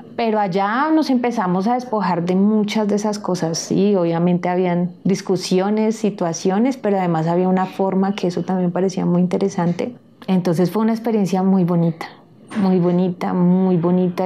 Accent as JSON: {"language": "Spanish", "country": "Colombia", "said": "somos nosotros y nosotras como colombianos"}